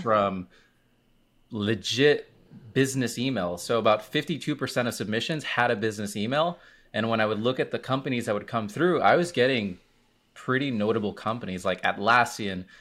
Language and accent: English; Miami, Florida, United States; I am from Miami, Florida. I am a Hispanic, I'm Cuban Puerto Rican